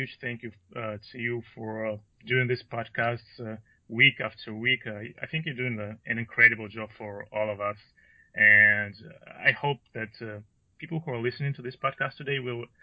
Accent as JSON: {"language": "English", "country": "Russia", "tie": "born or raised there", "also_born_or_lived": "Ukraine / Belgorod, Russia", "second_language": "English", "moved": "as an adult", "lives_now": "Canada", "said": "my parents moved to Russia, and basically I grew up in a very tiny little town."}